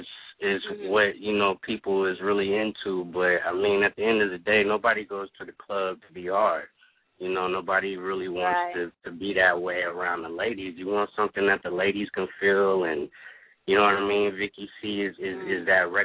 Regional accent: Oakland, California, United States; moved away; also born or lived in Orlando, Florida; I'm from Oakland, California, the Bay Area. But I also raised in Orlando, Florida, too

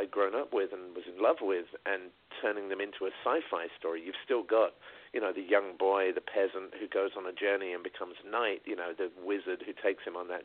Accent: England, United Kingdom; moved away; I grew up in England

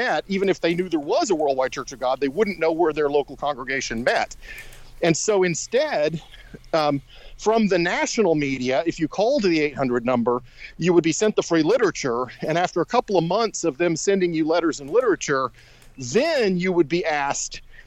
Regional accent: Shreveport, Louisiana, United States; I grew up in Shreveport, Louisiana

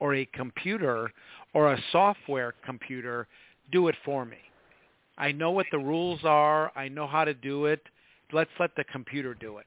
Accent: Midwest, United States; moved away; I come from the Midwest originally

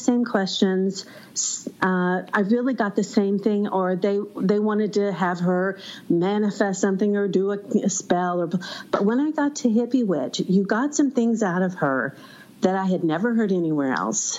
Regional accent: Arkansas, United States; Arkansas, my hometown

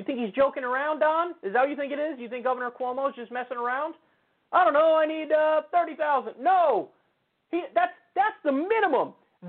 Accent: New Rochelle, New York, United States; New Rochelle, my hometown

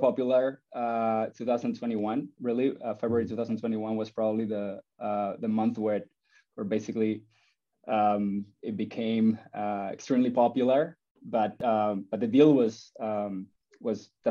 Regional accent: Spain; moved away; I was born in Spain and I grew up loving soccer and playing soccer

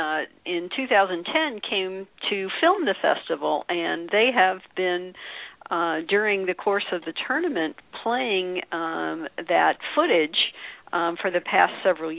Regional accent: St. Louis, Missouri, United States; I'm originally from St. Louis. I grew up in St. Louis, so

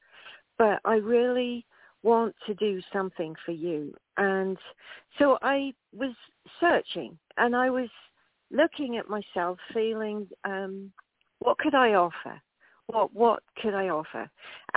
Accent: England, United Kingdom; moved away as an adult; I emigrated from England when I was 18.

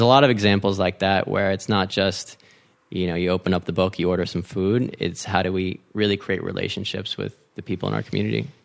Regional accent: San Marino, California, United States; moved away as an adult; also born or lived in Washington, D.C.; grew up in L A, so half Mexican, half Chinese

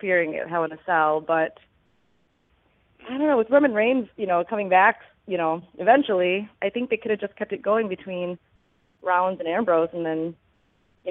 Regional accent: Midwest, United States; I'm from the Midwest.

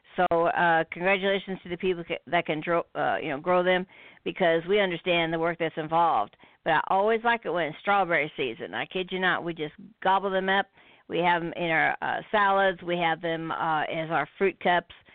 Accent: United States; we're from America

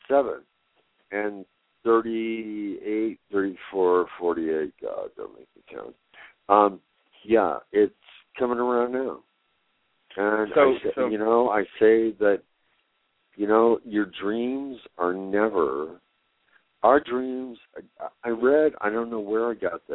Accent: Greeley, Colorado, United States; also born or lived in Cañon City, Colorado; now in Denver, United States; I was born in Greeley

